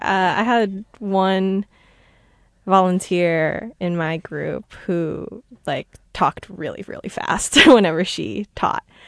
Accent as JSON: {"language": "English", "town": "New York City", "region": "New York", "country": "United States", "said": "I am from New York"}